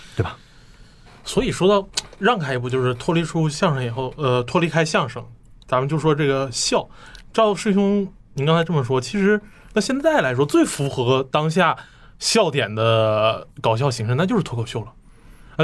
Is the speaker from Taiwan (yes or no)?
no; Northeast China, China; 我们家乡的艺术